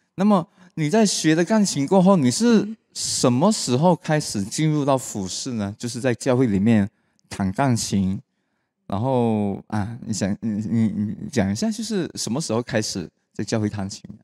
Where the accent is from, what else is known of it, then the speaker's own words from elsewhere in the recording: Malaysia; 我们马来西亚话就是讲 steady